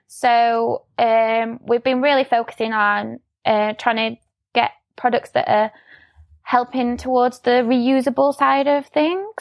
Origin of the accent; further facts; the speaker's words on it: Sheffield, Yorkshire and the Humber, United Kingdom; I'm from Sheffield, um, so I still live here, um, born and bred.